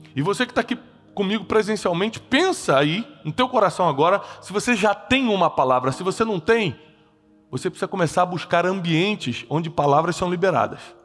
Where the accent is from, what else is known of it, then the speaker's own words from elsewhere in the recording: Brazil; eu sou brasileiro, publicando em Portugal